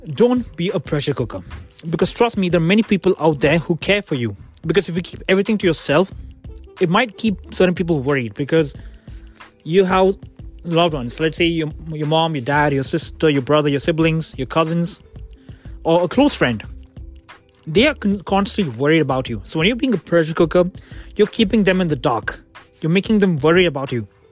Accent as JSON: {"language": "English", "country": "India", "moved": "yes", "lives_now": "Kent, United Kingdom", "said": "I'm an Indian"}